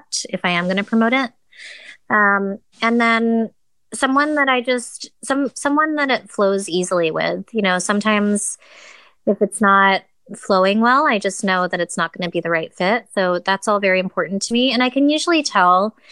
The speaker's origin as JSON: {"language": "English", "region": "Connecticut", "country": "United States", "tie": "born or raised there", "said": "I grew up in Connecticut"}